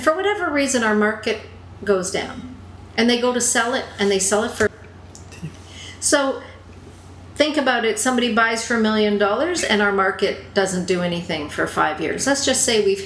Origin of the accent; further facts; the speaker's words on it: Canada; as a Canadian